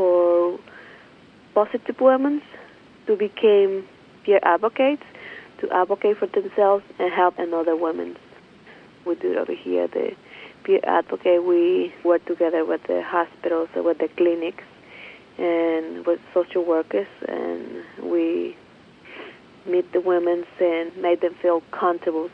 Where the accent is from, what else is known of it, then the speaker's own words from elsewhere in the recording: Mexico; now in Oakland, United States; I'm from Mexico.